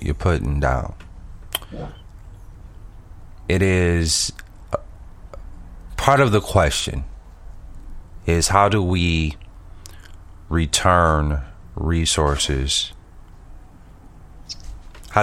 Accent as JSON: {"language": "English", "town": "Flint", "region": "Michigan", "country": "United States", "tie": "born or raised there", "said": "I'm based in Flint, Michigan"}